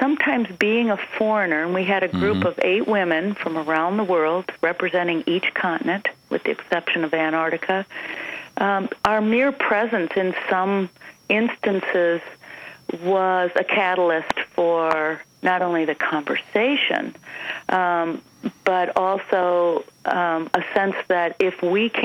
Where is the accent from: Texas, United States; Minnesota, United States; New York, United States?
Minnesota, United States; you and I come from Minnesota